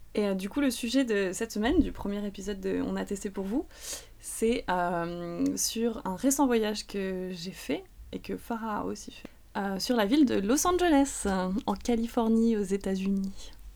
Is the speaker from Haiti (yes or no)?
no; France; en tant que Français